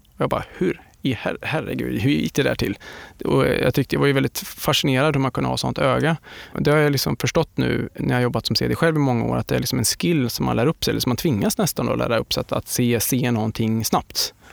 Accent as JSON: {"language": "Swedish", "town": "Linköping", "region": "Östergötland", "country": "Sweden", "said": "i skogarna utanför Linköping där jag kommer ifrån"}